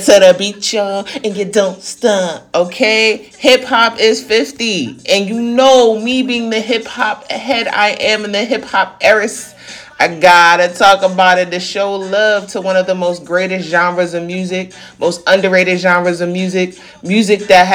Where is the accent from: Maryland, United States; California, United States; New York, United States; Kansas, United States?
New York, United States; I'm a New Yorker, so I talk fast